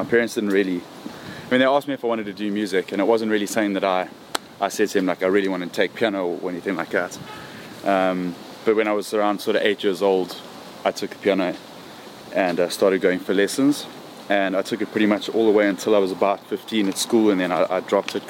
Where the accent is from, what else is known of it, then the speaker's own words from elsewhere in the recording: Johannesburg, Gauteng, South Africa; Born in Johannesburg, lived in South Africa basically my whole life.